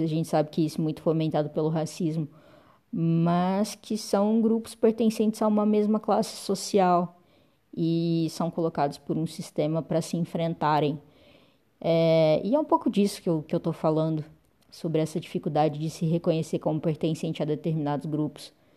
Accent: Uberlândia, Minas Gerais, Brazil; sou de Uberlândia, Minas Gerais

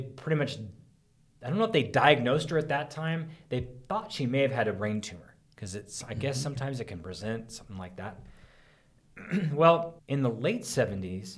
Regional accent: Oroville, California, United States; Lake Orville, I grew up in Orville, California, and Lake Orville

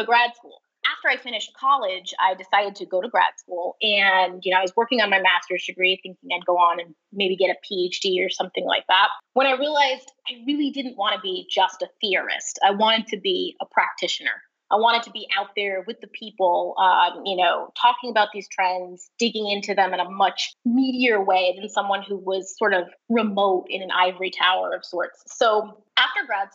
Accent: New York City, New York, United States; moved away as an adult; also born or lived in Boston, Massachusetts; now in San Francisco, United States; I grew up in the New York City area

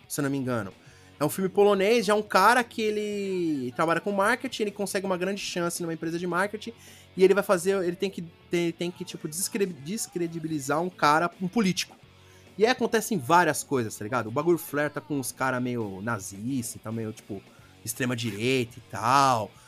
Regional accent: Brazil; eu sou do Brasil

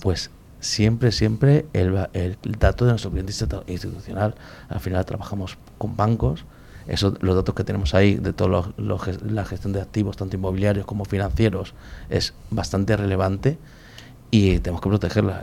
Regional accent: Madrid, Community of Madrid, Spain; De Madrid, soy, soy nacional puro.

